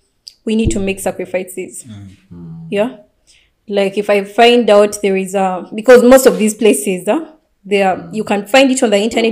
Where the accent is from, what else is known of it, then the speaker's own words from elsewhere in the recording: Bali, Indonesia; English is a second language; I come from Bali, so I can make a call to my people